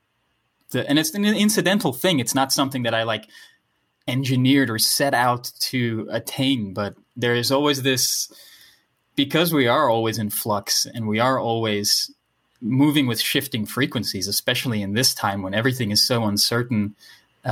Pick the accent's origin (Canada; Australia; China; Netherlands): Netherlands; first language Dutch; English is a second language; English is my second language, you know, I'm from the Netherlands. Right. So Dutch is my first language